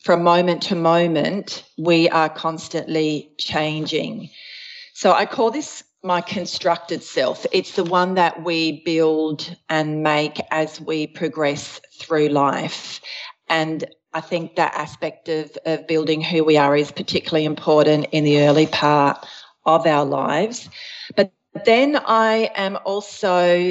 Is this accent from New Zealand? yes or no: no; Australia; also born or lived in Switzerland / Adelaide, South Australia; I was born in Switzerland. We immigrated to Australia when I was 6 years old